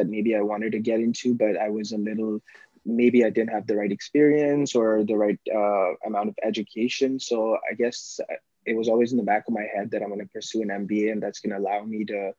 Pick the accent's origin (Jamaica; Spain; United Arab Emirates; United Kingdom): United Arab Emirates; Dubai; moved away as an adult; also born or lived in Pakistan; now in Toronto, Canada; Born in Pakistan, but like, I was raised in Dubai most of my life.